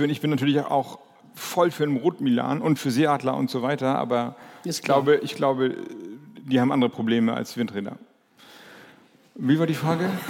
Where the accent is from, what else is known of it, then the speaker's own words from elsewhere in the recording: Kiel, Schleswig-Holstein, Germany; also born or lived in Lübeck; now in Flensburg, Germany; ich komme, ich bin in Lübeck geboren, ich bin in Kiel oder bei Kiel groß geworden, lebe jetzt in Flensburg.